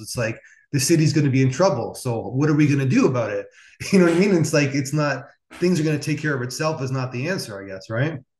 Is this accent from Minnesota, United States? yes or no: no; Niagara Falls, New York, United States; I'm from Niagara Falls, so so I saw in the 90s and 2000s these cities crumbling